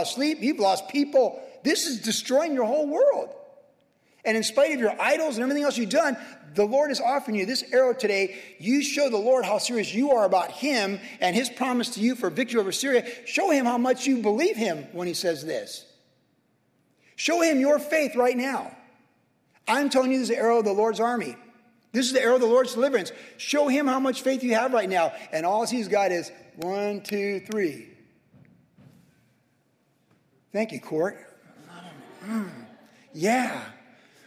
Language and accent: English; Carlsbad, California, United States; as a kid, as a young adult, growing up in Carlsbad